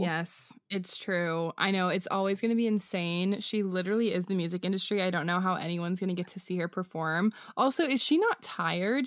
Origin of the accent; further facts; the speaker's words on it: Washington, United States; moved away; I'm recording from Washington State, where I flew this week to visit my family, um, right back in my parents' closet